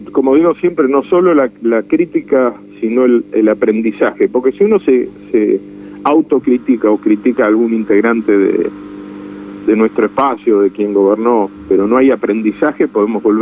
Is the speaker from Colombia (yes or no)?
no; Buenos Aires Province, Argentina; mi obligación como bonaerense es tratar de construir una alternativa que solucione problemas